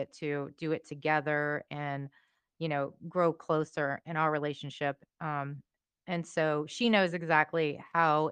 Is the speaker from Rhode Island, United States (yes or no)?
no; Louisiana, United States; We grew up in Louisiana.